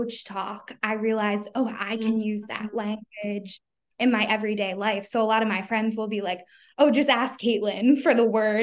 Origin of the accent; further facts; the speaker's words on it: Philadelphia, Pennsylvania, United States; I'm from Philly. So I don't know if you guys can hear it, but like a lot of people in my area, like we don't like eloquently talk